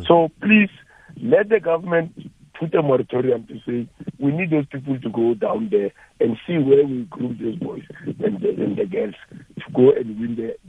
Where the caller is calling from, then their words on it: Bushbuckridge, Mpumalanga, South Africa; Yes, it's … from Bushbuck Ridge.